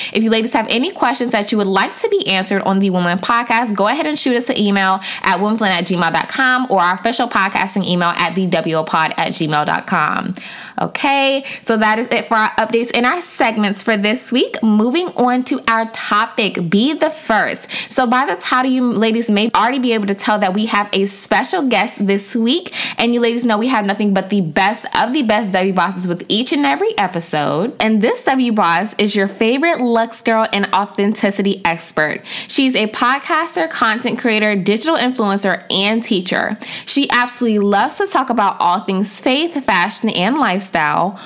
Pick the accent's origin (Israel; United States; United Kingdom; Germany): United States; DMV; we're both from the DMV